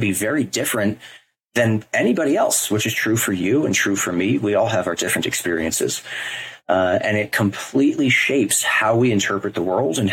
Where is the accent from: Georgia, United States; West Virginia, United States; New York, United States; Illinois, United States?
New York, United States; moved away as an adult; now in Los Angeles, United States; I'm from New York. I'm born and bred and raised there